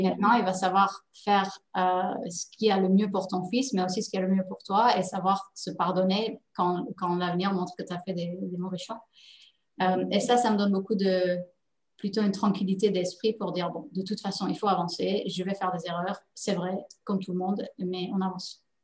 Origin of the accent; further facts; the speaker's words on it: Netherlands; also born or lived in Paris, France; now in Dubai, United Arab Emirates; Je suis néerlandaise d'origine, donc je parlais la langue